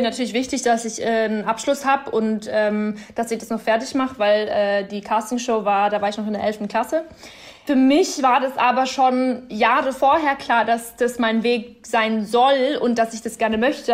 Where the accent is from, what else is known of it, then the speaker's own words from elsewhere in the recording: Bavaria, Germany; moved away as an adult; now in Berlin, Germany; Also ich könnte mir jetzt auf keinen Fall mehr vorstellen, in Bayern in meinem kleinen Dorf da zu leben